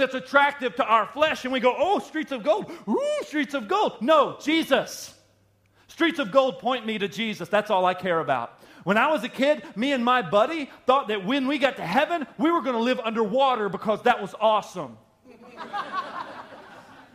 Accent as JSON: {"language": "English", "region": "the South", "country": "United States", "tie": "born or raised there", "said": "I grew up in the South"}